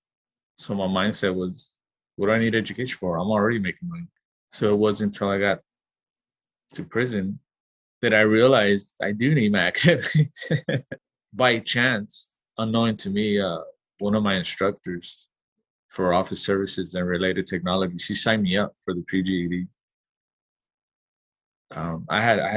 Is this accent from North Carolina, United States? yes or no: no; Los Angeles, California, United States; I grew up in South Central